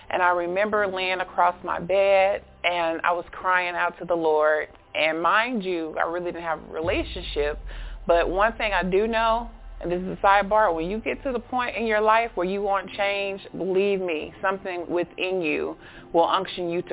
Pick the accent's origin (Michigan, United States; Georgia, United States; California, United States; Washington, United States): Georgia, United States; Augusta; I'm from Augusta, Georgia